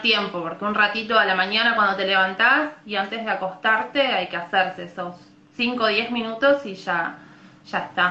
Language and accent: Spanish; Buenos Aires, Argentina; now in Colón, Argentina; en realidad soy de Buenos Aires, pero vivo en Colón, Entre Ríos, ya hace varios años que vivo acá en Colón